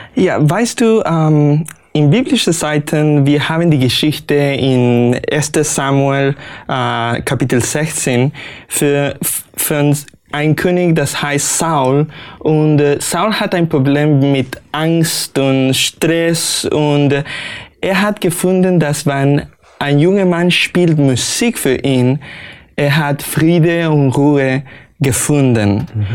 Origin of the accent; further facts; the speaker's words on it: Argentina; first language Spanish; German is a second language; moved away; also born or lived in Los Angeles, California, United States / Austria; ich bin geboren in Amerika, Kalifornien, in Los Angeles, Los Angeles. Aber wenn ich war zwei Jahre alt, äh, meine Familie zog meine Familie nach Argentinien. Mhm. Ähm, so ich habe für Muttersprache Spanisch